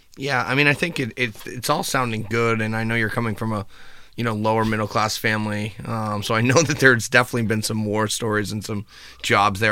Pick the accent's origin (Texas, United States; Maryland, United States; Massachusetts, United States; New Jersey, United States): Massachusetts, United States; Boston; we're from Boston.